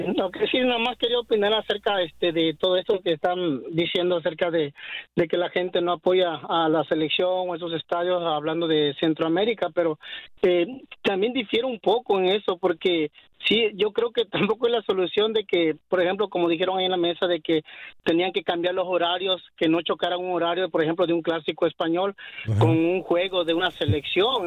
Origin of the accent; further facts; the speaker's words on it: Mexico; yo soy mexicano